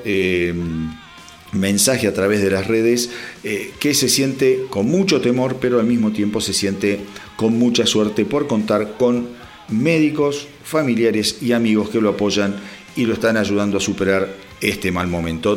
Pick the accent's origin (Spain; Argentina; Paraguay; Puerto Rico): Argentina; como argentino